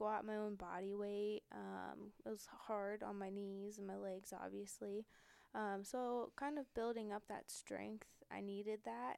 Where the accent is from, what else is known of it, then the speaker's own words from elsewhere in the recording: Olentangy School District, Ohio, United States; also born or lived in Akron, Ohio; I came from Olentangy School District